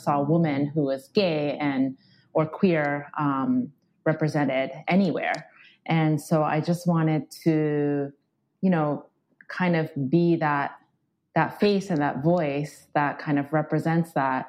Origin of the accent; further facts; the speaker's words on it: Japan; also born or lived in Australia; So basically I grew up in Japan and Australia, as you mentioned, and there's very little LGBTQ representation there. I mean, gay marriage is not legal back home in Japan.